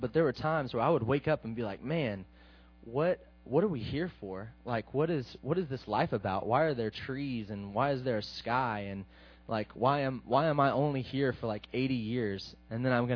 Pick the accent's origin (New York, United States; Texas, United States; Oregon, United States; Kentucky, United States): Texas, United States; Midland; I'm from Midland, Texas